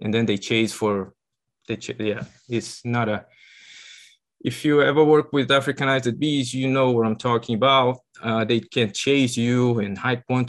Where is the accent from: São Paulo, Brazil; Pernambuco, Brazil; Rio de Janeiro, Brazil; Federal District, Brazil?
São Paulo, Brazil; moved away as an adult; now in United States; I'm originally from Brazil